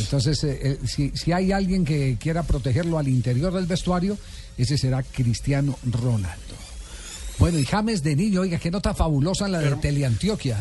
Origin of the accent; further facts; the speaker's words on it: Colombia; De Colombia